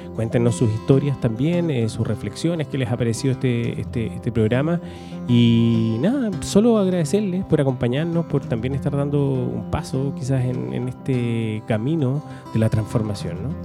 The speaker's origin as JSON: {"language": "Spanish", "town": "Valdivia", "region": "Los Ríos", "country": "Chile", "also_born_or_lived": "Santiago", "moved": "as an adult", "said": "yo soy de Valdivia, me fui hace veintitantos años a vivir a Santiago, ya estoy de vuelta en Valdivia"}